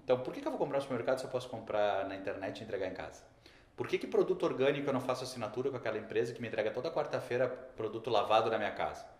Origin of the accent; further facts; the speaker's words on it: Rio Grande do Sul, Brazil; accent: gaúcho; Todo mundo já viu que eu sou gaúcho porque eu falei um bá agora